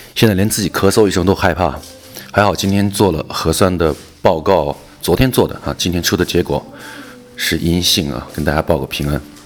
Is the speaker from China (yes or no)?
yes; Wuhan, Hubei, China; now in Xi'an, China; 我是武汉人